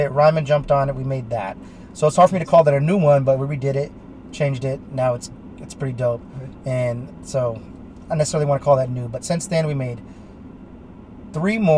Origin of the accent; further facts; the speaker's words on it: United States; I'm American, motherfucker.